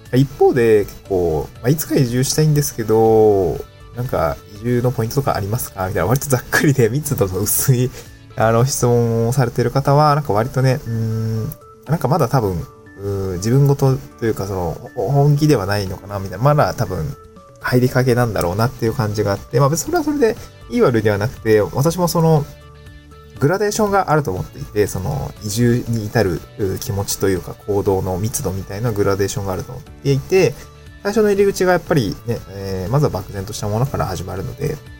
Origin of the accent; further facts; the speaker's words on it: Niigata, Japan; also born or lived in Aomori / Tokyo; now in Awaji Island, Japan; もともと私は東京生まれとかそういうわけじゃなくて、新潟で生まれて